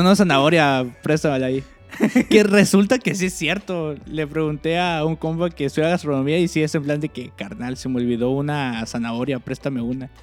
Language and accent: Spanish; Cancún, Quintana Roo, Mexico; moved away; yo que soy de Cancún